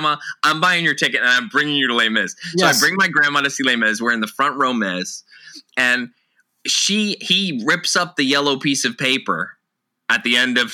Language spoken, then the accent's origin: English; New Jersey, United States; I grew up in New Jersey, 20 minutes from Times Square